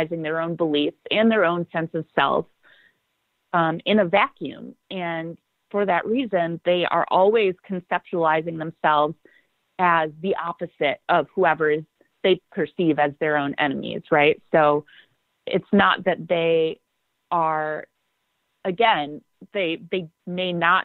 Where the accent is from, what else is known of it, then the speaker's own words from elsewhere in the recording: Milwaukee, Wisconsin, United States; I grew up in Milwaukee. I live here